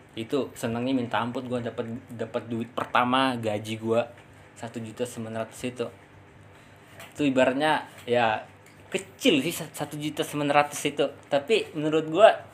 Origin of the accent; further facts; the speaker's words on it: Pangkal Pinang, Bangka Belitung Islands, Indonesia; moved away as an adult; also born or lived in Tangerang; now in Jakarta, Indonesia; gua kan asli Pangkal Pinang ya, Bangka Belitung